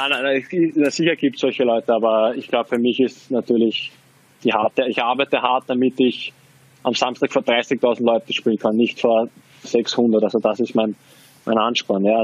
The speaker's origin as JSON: {"language": "German", "country": "Austria", "said": "Also ich, ich drücke natürlich jetzt als Österreicher den Linzer die Daumen, das ist klar."}